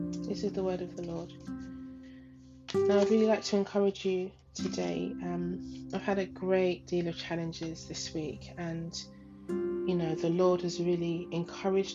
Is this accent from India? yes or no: no; Ghana; moved away; my home country, Ghana, my home.